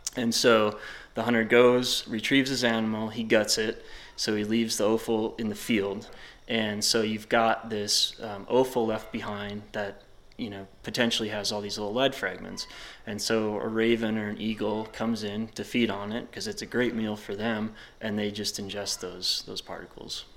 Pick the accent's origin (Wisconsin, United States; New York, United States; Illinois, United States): Wisconsin, United States; now in Jackson, United States; I'm from Wisconsin